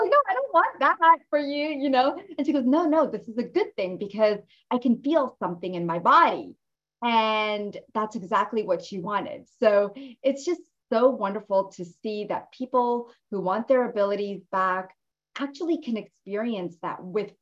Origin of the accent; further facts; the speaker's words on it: Jersey City, New Jersey, United States; I grew up in Jersey City